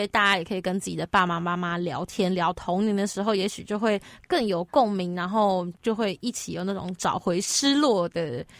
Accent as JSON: {"language": "Chinese", "region": "northern Taiwan", "country": "Taiwan", "tie": "born or raised there", "said": "我老老家在北部"}